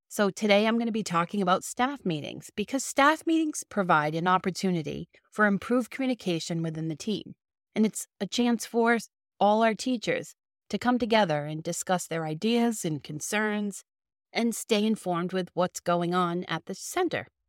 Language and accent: English; Boston, Massachusetts, United States; accent: Boston; my Boston accent